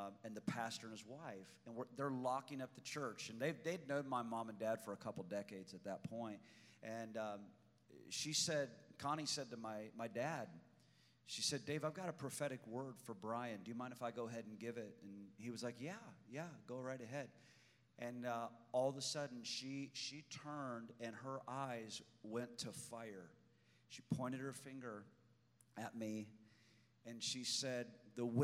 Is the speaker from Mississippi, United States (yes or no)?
no; Illinois, United States; I went home to Illinois